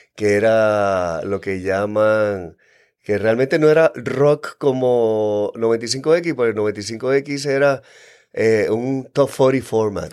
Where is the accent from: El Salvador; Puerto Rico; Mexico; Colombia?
Puerto Rico; San Juan; also born or lived in Santurce, San Juan, Puerto Rico / Yabucoa, Puerto Rico; yo nací en Santurce a los cinco años, este, nos mudamos eh, a Cupey